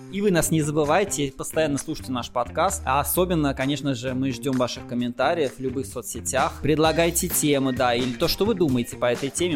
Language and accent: Russian; Russia; now in Germany; Мы живем вот с тобой в Германии, и мы оба из России родом.